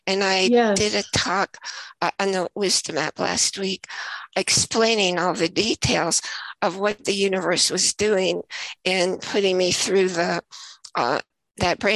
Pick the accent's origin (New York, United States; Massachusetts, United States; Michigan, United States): New York, United States; moved away; also born or lived in Idaho; I was also from New York, but we both lived in Idaho at the same time.